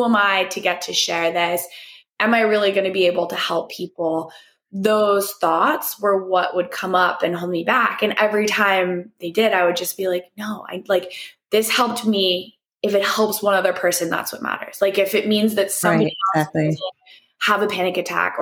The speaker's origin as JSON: {"language": "English", "region": "East Coast", "country": "United States", "tie": "born or raised there", "also_born_or_lived": "New York City", "moved": "as an adult", "lives_now": "Los Angeles, United States", "said": "I grew up on the East Coast"}